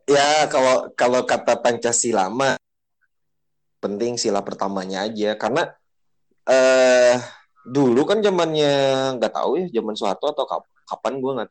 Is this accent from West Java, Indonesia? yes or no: yes; Bogor, West Java, Indonesia; jadi misalnya nih gue nih eh, orang Bogor